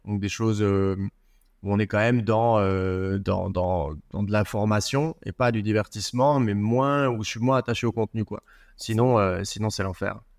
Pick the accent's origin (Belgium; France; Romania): Belgium; chez nous, en Belgique